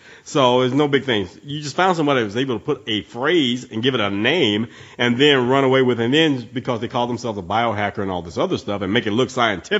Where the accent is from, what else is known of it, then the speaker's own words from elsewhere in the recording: the South, United States; I've been born and raised in the South.